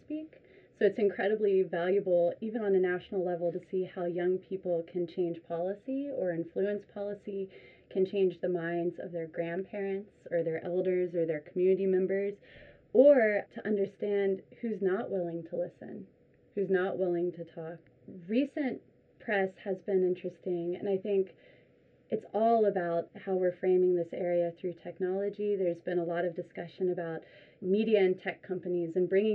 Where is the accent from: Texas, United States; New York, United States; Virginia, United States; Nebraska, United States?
Virginia, United States; Richmond; moved away; I'm from Richmond, Virginia